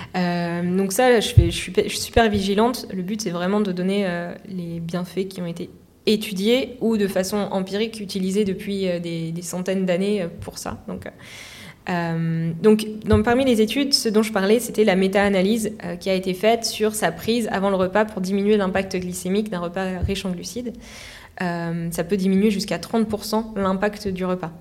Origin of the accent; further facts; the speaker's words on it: Normandy, France; je suis de Normandie